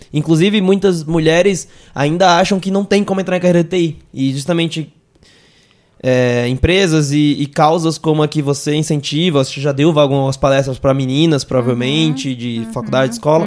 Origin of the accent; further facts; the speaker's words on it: Northeast Region, Brazil; accent: nordestino; eu sou nordestino, dá pra perceber no sotaque